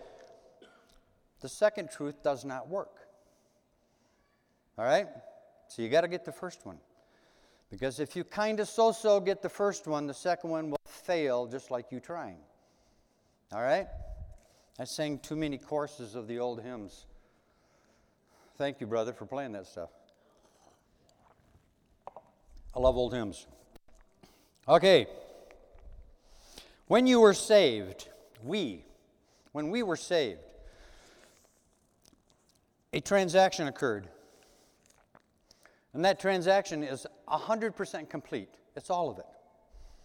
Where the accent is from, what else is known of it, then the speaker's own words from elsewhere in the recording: United States; as Americans